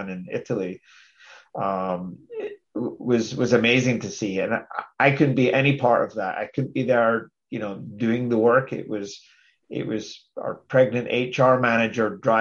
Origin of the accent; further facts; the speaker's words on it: Scotland, United Kingdom; I'm very Scottish